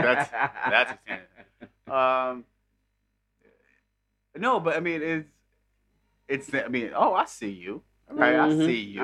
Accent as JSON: {"language": "English", "region": "New York", "country": "United States", "said": "I'm from New York"}